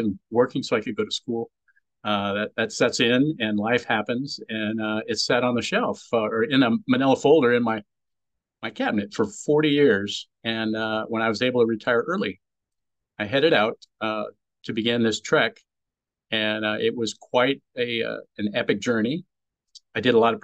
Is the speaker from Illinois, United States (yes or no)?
no; California, United States; I grew up in California